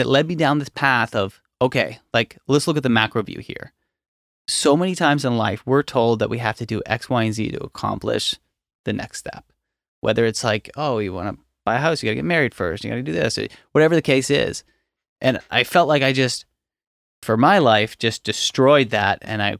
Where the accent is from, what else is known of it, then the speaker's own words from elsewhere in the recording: Nova Scotia, Canada; I grew up in Hants County. There's nothing necessarily notable.